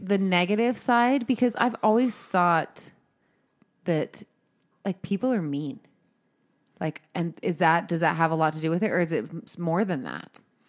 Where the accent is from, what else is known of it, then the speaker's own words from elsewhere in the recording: California, United States; now in Utah, United States; I'm originally from California